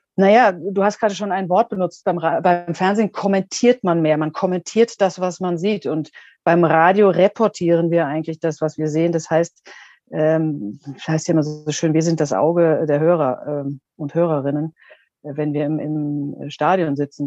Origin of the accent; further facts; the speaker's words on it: Germany; moved away as an adult; also born or lived in Australia; nach Deutschland in meine Heimat